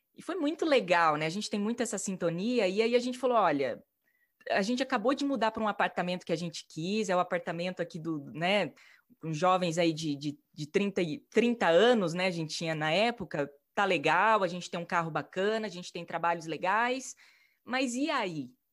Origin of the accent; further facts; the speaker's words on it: Maringá, Paraná, Brazil; moved away as an adult; also born or lived in São Paulo / Italy / England; eu, com 21 anos, saí de Maringá, minha cidade natal